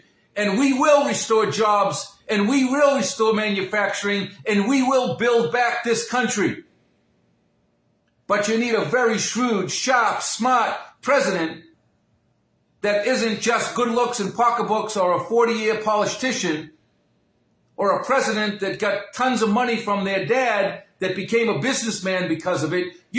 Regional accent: United States; I'm an American and I'm one of you.

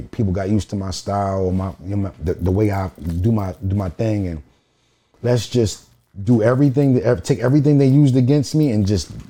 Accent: Philadelphia, Pennsylvania, United States; I'm from the project, I'm from Bartram Village.

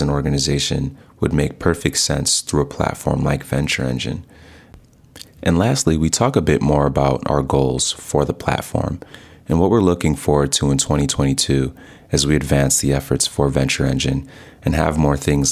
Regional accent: Chicago, Illinois, United States; I'm from Chicago, Illinois

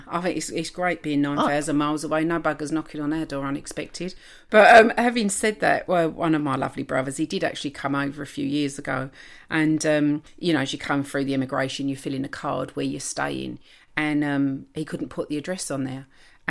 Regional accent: England, United Kingdom; because I am officially English, I think if you mispronounce, I think I should be the one to say to you

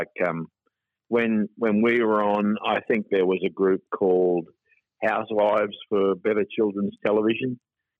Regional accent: Brisbane, Queensland, Australia; I grew up in Rocklea in Brisbane

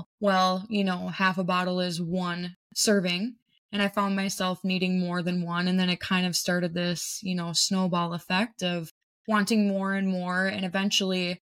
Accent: Minnesota, United States; I am from Minnesota.

